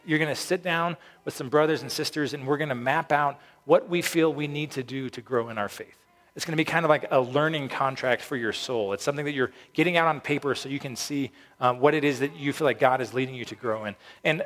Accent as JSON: {"language": "English", "town": "Peyton", "region": "Colorado", "country": "United States", "tie": "born or raised there", "said": "when I was growing up in Peyton, Falcon didn't exist"}